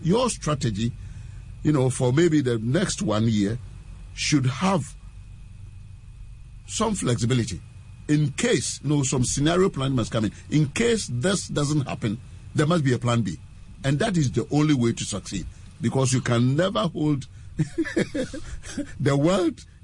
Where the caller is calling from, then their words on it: Makati, Metro Manila, Philippines; I'm calling from Makati here.